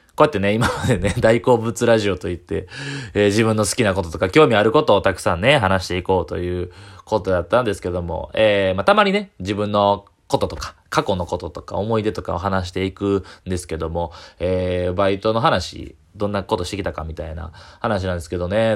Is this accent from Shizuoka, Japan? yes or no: no; Kyoto, Japan; 地元京都の、えー、ホテルの、えー、バイト